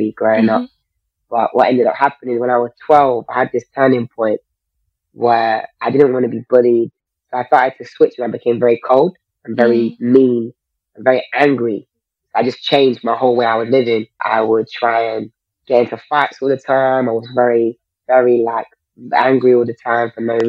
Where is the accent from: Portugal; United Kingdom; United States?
United Kingdom; London; I grew up in South London